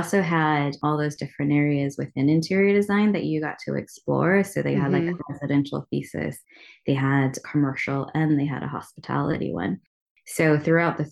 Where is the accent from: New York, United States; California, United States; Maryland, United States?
California, United States; Loomis; also born or lived in San Francisco; I grew up in Loomis, California